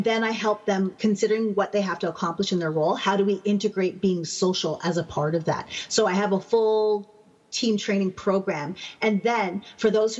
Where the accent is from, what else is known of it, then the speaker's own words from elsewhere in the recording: Canada; I'm Canadian